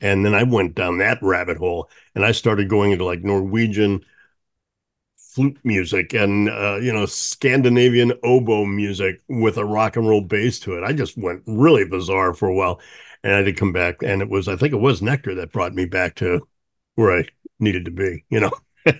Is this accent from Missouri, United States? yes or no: yes; St. Louis, Missouri, United States; I grew up not far from you. I grew up in St. Louis